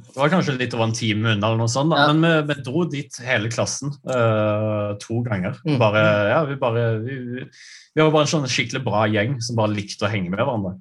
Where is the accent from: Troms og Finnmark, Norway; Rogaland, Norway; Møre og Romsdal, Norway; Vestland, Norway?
Rogaland, Norway; Brusand; moved away as an adult; jeg, er fra et lite sted eh, på Jæren som heter Brusand